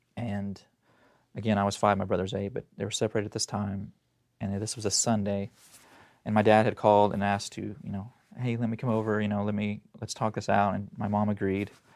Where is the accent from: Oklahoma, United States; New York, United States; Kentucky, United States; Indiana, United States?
Oklahoma, United States; Tulsa; I was born in Tulsa, Oklahoma, and so that's where all this happened